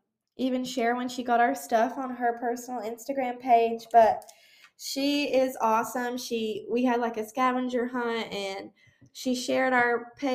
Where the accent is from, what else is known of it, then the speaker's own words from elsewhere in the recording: South Carolina, United States; born there; My mother is from Georgia, and I was born in South Carolina. I grew up in a military family